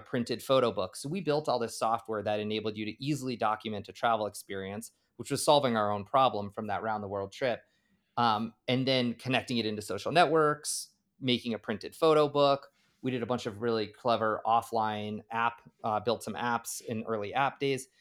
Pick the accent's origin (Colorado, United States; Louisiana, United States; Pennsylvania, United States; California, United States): Colorado, United States; Boulder; also born or lived in Maryland; born and raised in Boulder, Colorado